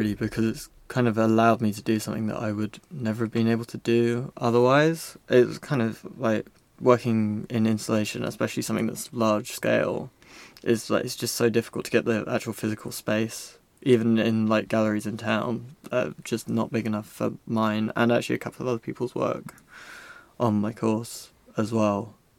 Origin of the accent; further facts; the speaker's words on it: Weybridge, South East England, United Kingdom; moved away as an adult; now in Brighton, United Kingdom; I'm from Weybridge, which is like half an hour outside London-ish.